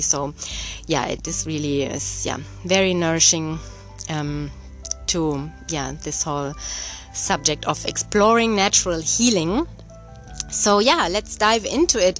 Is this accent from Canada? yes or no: no; Germany; moved away; I'm born and raised in Germany